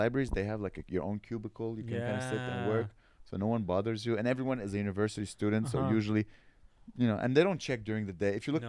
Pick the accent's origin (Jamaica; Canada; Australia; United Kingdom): United Kingdom; And it's like, I'm British. Can I use your library?